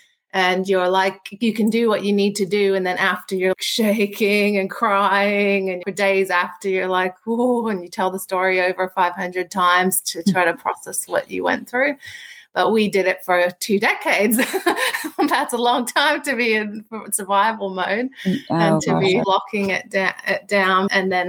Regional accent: Philippines; also born or lived in Australia; I was born originally here in Australia, and when I was about 1, we moved to the Philippines.

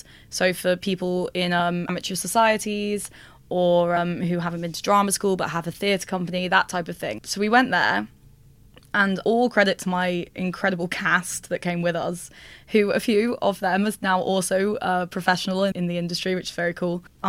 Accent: Liverpool, North West England, United Kingdom; So I grew up in Liverpool, up north

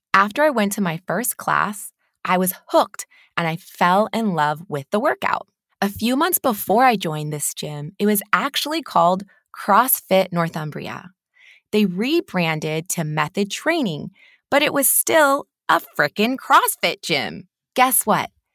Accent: California, United States; moved away as an adult; now in Newcastle, United Kingdom; I am a California native

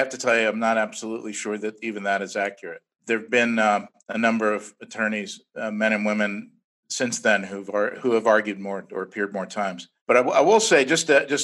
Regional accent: Virginia, United States; my home state of Virginia

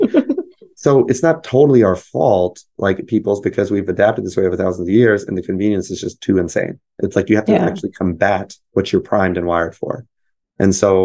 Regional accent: United States; I'm American. I was born here

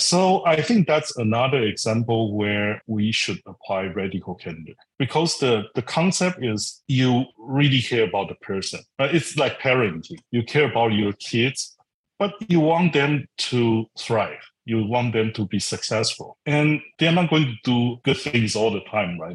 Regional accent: Taiwan; moved away as an adult; also born or lived in Silicon Valley, United States; I, I come from Taiwan, I grew up in Taiwan.

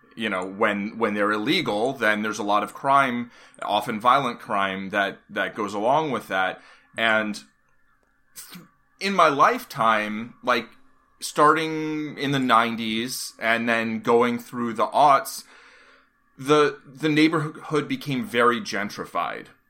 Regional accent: New York City, New York, United States; moved away as an adult; I grew up in Hell's Kitchen in the eighties and lived there until two, two thousand ten

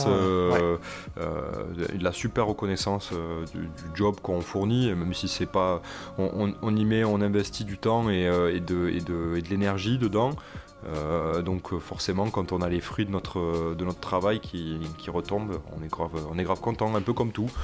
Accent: Toulouse, Occitania, France; je viens de Toulouse, on, prononce le S chez nous

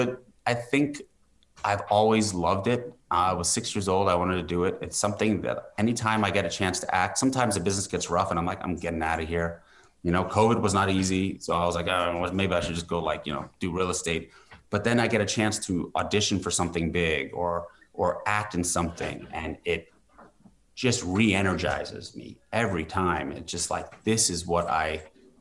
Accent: New York, United States; I was born and raised in New York

